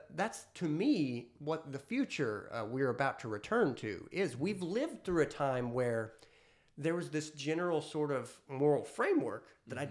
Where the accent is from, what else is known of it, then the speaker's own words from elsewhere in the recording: United States; as an American